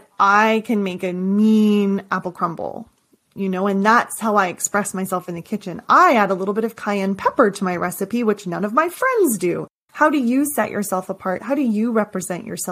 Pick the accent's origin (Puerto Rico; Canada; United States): Canada; I'm from Canada